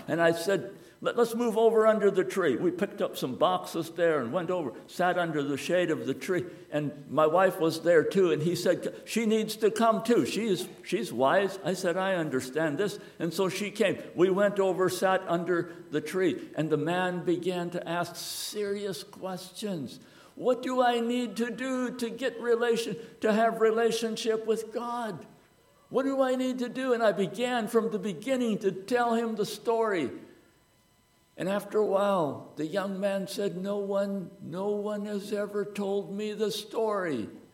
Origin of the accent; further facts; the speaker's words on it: United States; I am an American